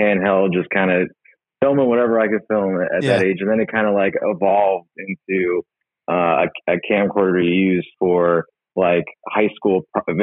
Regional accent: Somerset, New Jersey, United States; moved away as an adult; I'm actually from Somerset, New Jersey. That's where I was born and raised

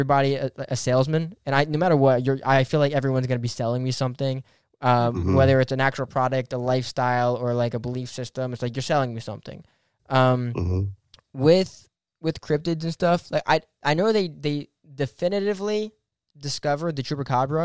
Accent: New Jersey, United States; we're from New Jersey

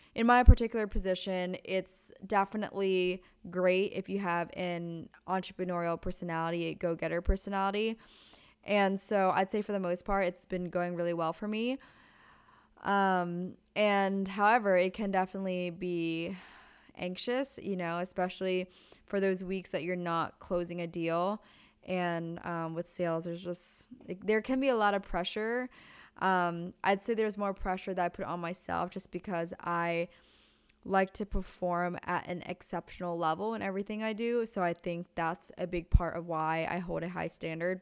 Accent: Pennsylvania, United States; now in Southern California, United States; I'm originally from Pennsylvania. And growing up, the closest Starbucks was about 20 minutes away

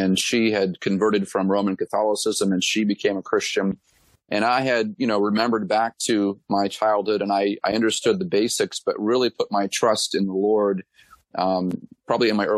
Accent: Gilmanton Iron Works, New Hampshire, United States; I'm actually from Gilmanton Ironworks, New Hampshire, which is the town that I'm pastoring a church in. I'm married to my lovely wife, Jessica. We have three children. And then church planted in my hometown back in 2013.

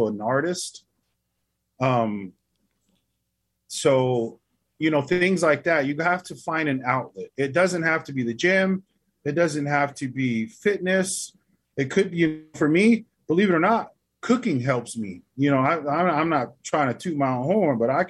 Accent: Albuquerque, New Mexico, United States; now in Oklahoma City, United States; I was raised in the city. I wasn't raised around here in Oklahoma. I was raised in Albuquerque, New Mexico.

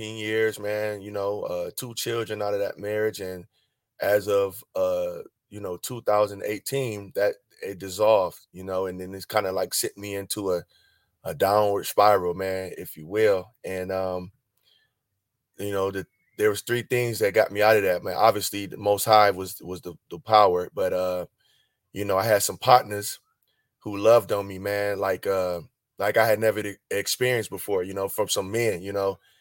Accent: Cleveland, Ohio, United States; moved away as an adult; also born or lived in France; I'm from Ohio, man. You know, the home of the funk, bro. Grew up around a lot of music.

